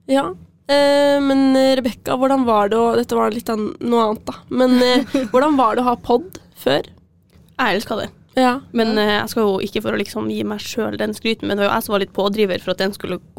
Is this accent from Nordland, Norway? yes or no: yes; Bodø, Nordland, Norway; moved away as an adult; now in Trondheim, Norway; er fra Bodø.